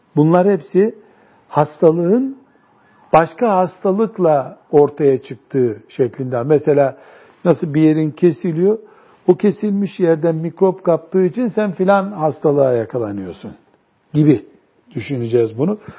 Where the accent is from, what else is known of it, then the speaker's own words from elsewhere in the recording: our Black Sea region, Turkey; bizim Karadeniz'de